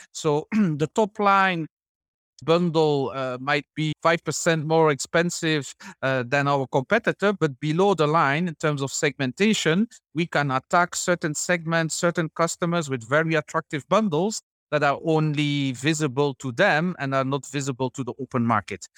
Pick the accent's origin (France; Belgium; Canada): Belgium; moved away as an adult; also born or lived in Ivory Coast / Senegal / Gabon / Chad; now in Uganda; originally from Belgium